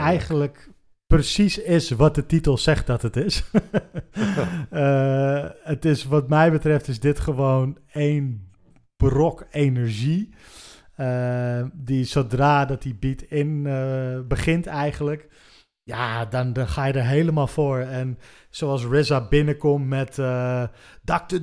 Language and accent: Dutch; Haarlem, North Holland, Netherlands; wij komen alle drie uit Haarlem